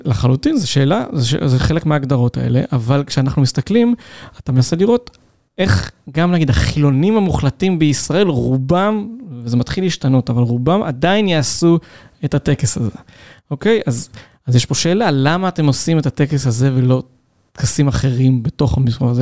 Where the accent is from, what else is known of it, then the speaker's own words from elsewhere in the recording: Ein Yahav, Southern District, Israel; המחקר הדוקטורט שלי היה על איפה שגדלתי, על מושב עין יב ועל המושבים באזור של ערבה תיכונה